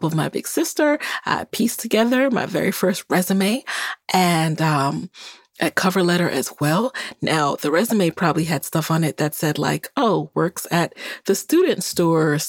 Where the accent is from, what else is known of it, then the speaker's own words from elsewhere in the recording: New York City, New York, United States; also born or lived in Jamaica; I was born in Jamaica, and I came to this country when I was 6 years old and grew up in the Bronx, New York